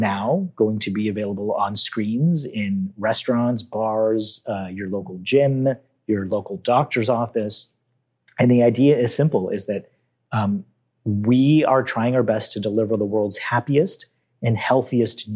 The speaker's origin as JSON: {"language": "English", "country": "Canada", "tie": "born or raised there", "said": "I'm Canadian. I was born and raised here"}